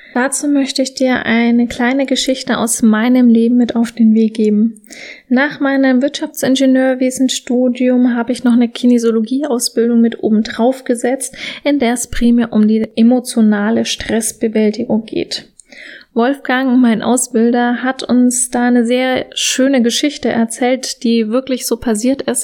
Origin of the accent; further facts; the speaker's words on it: Germany; Bei uns in Deutschland